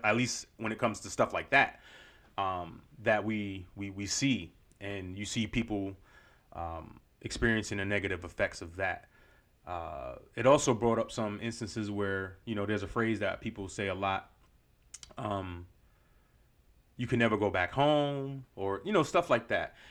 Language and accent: English; New York, United States; moved away; my childhood growing up in New York